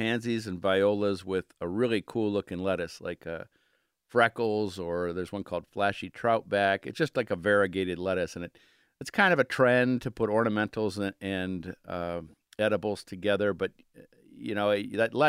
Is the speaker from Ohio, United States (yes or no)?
yes; Cleveland, Ohio, United States; moved away as an adult; now in Pittsburgh, United States; growing up in Cleveland and Lakeview Cemetery and Daffodil Hill and visiting as a 7-year-old, you know, and then moving to Pittsburgh 20-some years ago